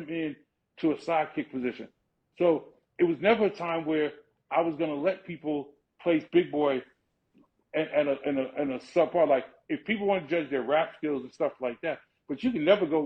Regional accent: New York City, New York, United States; I'm literally born and raised in the Bronx. I grew up on Cedric Avenue.

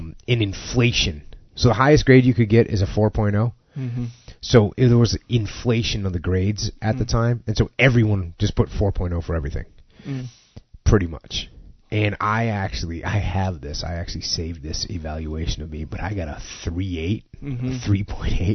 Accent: New England, United States; moved away as an adult; I grew up in New England

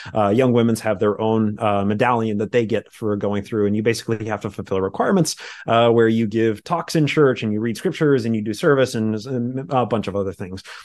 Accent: Utah, United States; I grew up in Utah in the same religion as, uh, Kyle

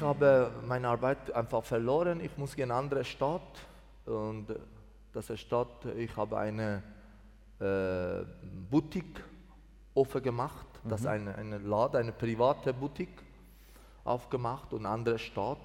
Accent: Mazandaran, Iran; German is a second language; moved away as an adult; also born or lived in Greece; now in Switzerland; 1972 in Iran geboren, eine, eine Dorf in Mazandaran.

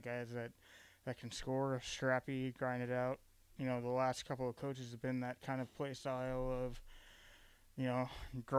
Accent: Kearney, Nebraska, United States; being out from Kearney or the Kearney area

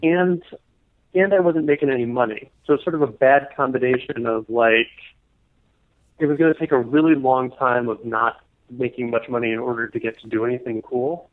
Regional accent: New Jersey, United States; also born or lived in Venezuela; most of my growing up in New Jersey.

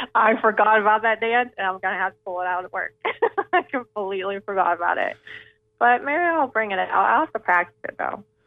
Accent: Pittsburgh, Pennsylvania, United States; I'm from Pittsburgh

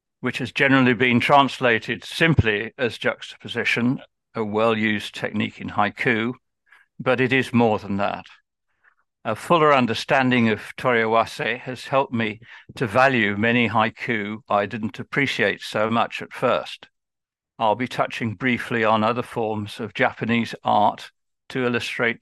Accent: Birmingham, West Midlands, United Kingdom; I'm just from Birmingham

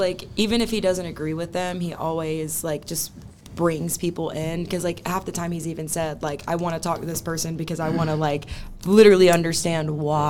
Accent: Mississippi, United States; Well, we are from Mississippi, right?

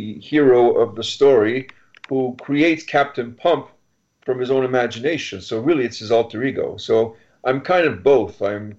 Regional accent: Montreal, Quebec, Canada

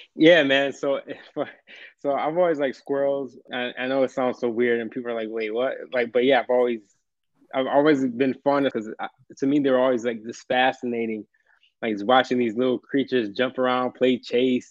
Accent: upstate New York, United States; I've been actually from upstate uh, New York, so way upstate.

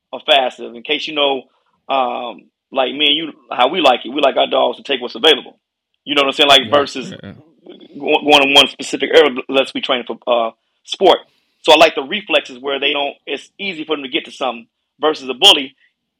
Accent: Chicago, Illinois, United States; moved away as an adult; now in St. Louis, United States; I'm originally from Chicago

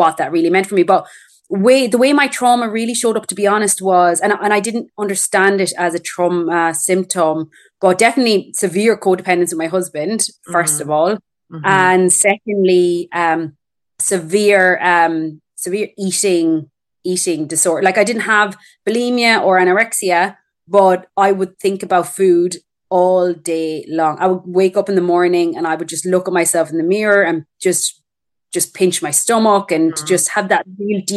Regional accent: Ireland; moved away as an adult; now in Perth, Australia; I'm Irish. I'm just living in Australia.

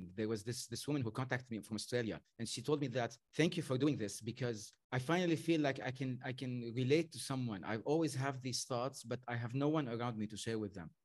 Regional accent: Lebanon; I was brought up in Lebanon

